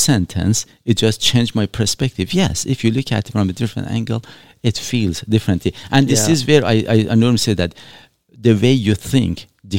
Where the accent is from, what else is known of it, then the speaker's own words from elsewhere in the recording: Shiraz, Fars, Iran; And trust me, I did not come here for the weather. I'm coming from Shiraz in Iran. Beautiful, beautiful weather, like California, if not better, in all honesty.